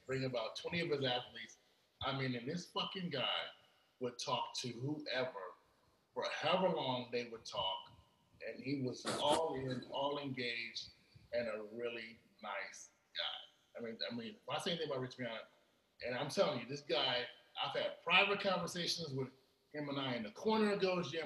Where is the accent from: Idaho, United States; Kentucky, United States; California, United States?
California, United States; Los Angeles; I'm from South Central